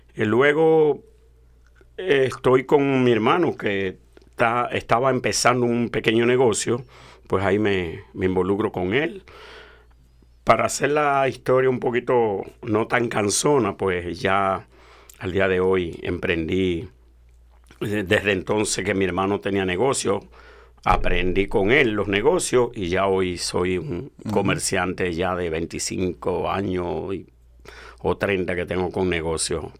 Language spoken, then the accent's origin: Spanish; Dominican Republic; moved away; Yo vengo de la República Dominicana